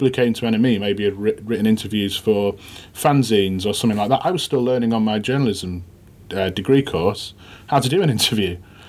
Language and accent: English; Sheffield, Yorkshire and the Humber, United Kingdom; I'm from Sheffield. You know, I live in Sheffield at the moment.